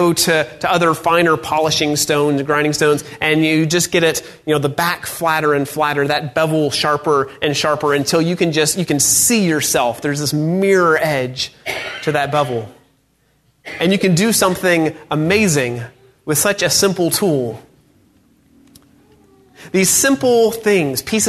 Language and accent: English; North Georgia, United States; I grew up in North Georgia